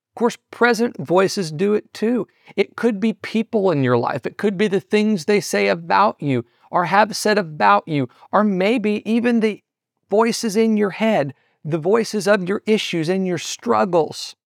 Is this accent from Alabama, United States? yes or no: no; Southeast Missouri, United States; in my hometown, where I'm originally from in Southeast Missouri